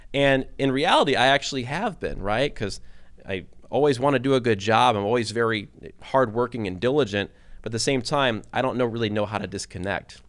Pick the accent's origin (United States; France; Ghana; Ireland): United States; Detroit, Michigan; moved away as an adult; also born or lived in Kentucky / Bowling Green, Ohio; I grew up in Detroit, Michigan